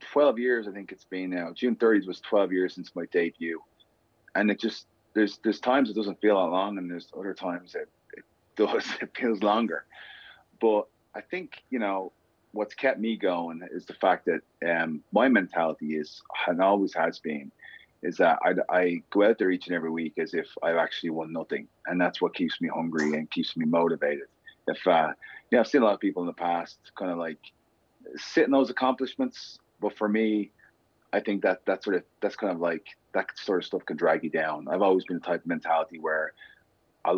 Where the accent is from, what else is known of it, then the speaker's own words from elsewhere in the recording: Dublin, Leinster, Ireland; I grew up in inner city Dublin. I grew up in Cabra.